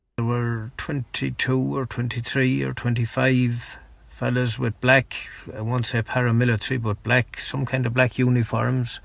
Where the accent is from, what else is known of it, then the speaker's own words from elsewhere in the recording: Ireland; I was Irish.